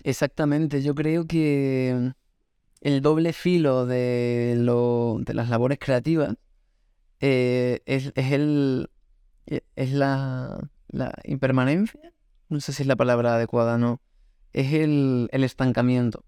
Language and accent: Spanish; Extremadura, Spain; Yo soy de Extremadura